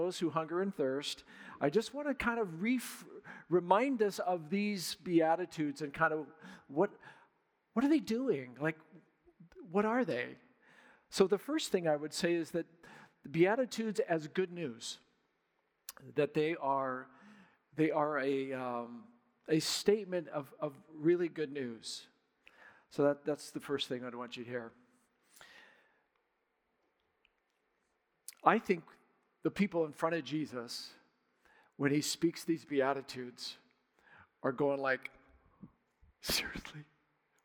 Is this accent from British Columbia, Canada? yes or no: yes; Surrey, British Columbia, Canada; moved away; This is home for me. I grew up in Surrey